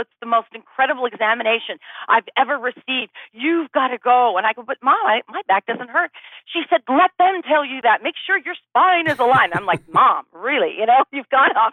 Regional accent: Bay Area, California, United States; moved away as an adult; also born or lived in Los Angeles, California; now in Austin, United States; I grew up in the Bay Area

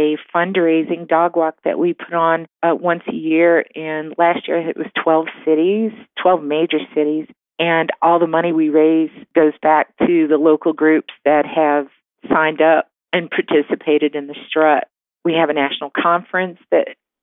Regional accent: New Orleans, Louisiana, United States; moved away as an adult; I'm originally from New Orleans.

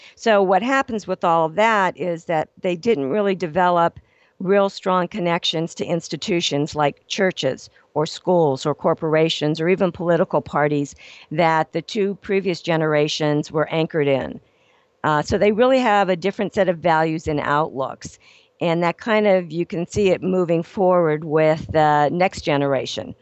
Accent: Ohio, United States; also born or lived in Los Angeles; now in Phoenix, United States; born and raised in Ohio

